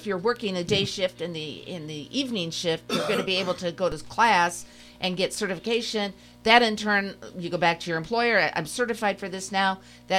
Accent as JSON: {"language": "English", "town": "Van Wert", "region": "Ohio", "country": "United States", "tie": "born or raised there", "said": "I'm a Buckeye, too. I was born in Van Wert, Ohio."}